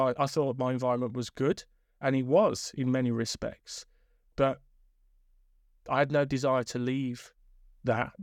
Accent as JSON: {"language": "English", "town": "Birmingham", "region": "West Midlands", "country": "United Kingdom", "tie": "born or raised there", "said": "come from inner city Birmingham, went to lots of different schools"}